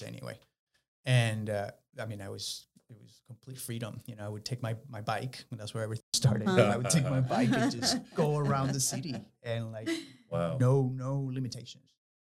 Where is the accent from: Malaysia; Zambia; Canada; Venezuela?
Venezuela; moved away as an adult; also born or lived in Ruston, Louisiana, United States / Baton Rouge, Louisiana, United States; I grew up in Venezuela